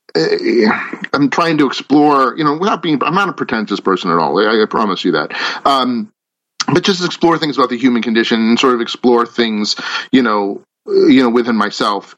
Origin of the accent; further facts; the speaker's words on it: Natick, Massachusetts, United States; I grew up in Natick, Massachusetts